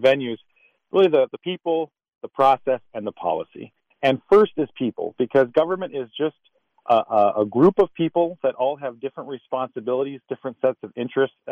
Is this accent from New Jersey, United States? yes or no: no; Western Stearns County, Minnesota, United States; I'm from Western Stearns County. I grew up on a dairy farm, one of nine kids.